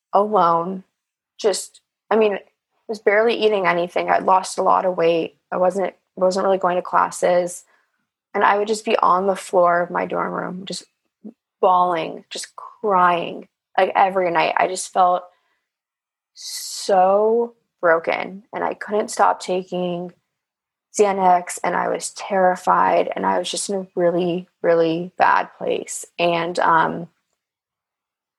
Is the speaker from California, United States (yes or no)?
yes; Los Angeles, California, United States; I grew up in Los Angeles